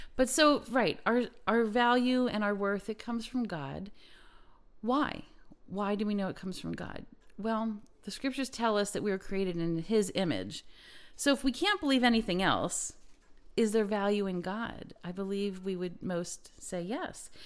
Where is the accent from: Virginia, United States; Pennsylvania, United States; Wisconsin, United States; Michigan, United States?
Pennsylvania, United States; Lancaster County; I come from Lancaster County